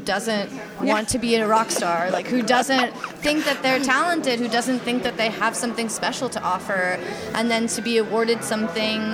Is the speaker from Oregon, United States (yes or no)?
yes; Oregon, United States; I'm from the West Coast. I'm from Oregon.